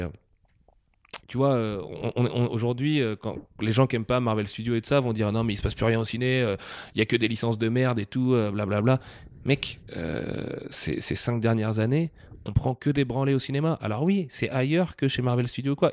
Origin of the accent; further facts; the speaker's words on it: Nantes, Pays de la Loire, France; en tant que Nantais